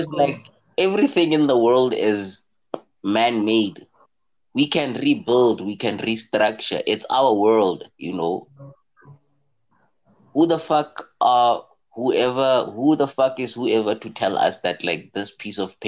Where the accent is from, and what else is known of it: South Africa